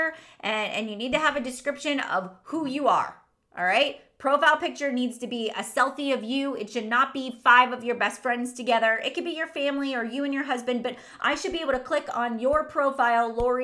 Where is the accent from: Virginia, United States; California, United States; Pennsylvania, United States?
Pennsylvania, United States; Irwin; my hometown where I grew up, Irwin, Pennsylvania